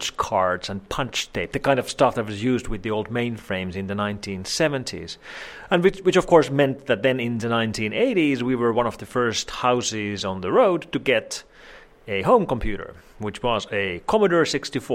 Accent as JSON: {"language": "English", "town": "Helsinki", "region": "Uusimaa", "country": "Finland", "tie": "born or raised there", "said": "I was born here in Helsinki area in Finland, and I've lived all my life here. I've never lived anywhere else"}